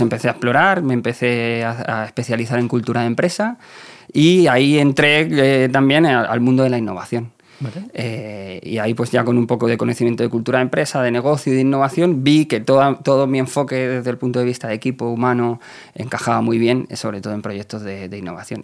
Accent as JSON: {"language": "Spanish", "town": "Leganés", "region": "Community of Madrid", "country": "Spain", "said": "yo vengo de Leganés, y soy chico de barrio"}